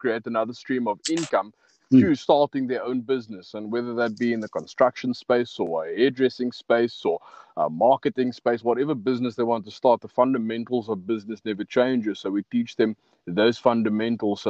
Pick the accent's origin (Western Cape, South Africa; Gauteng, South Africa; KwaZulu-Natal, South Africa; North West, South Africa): Western Cape, South Africa; Cape Town; also born or lived in Pelican Park / Wynberg / West Coast; I'm a Cape Flats boy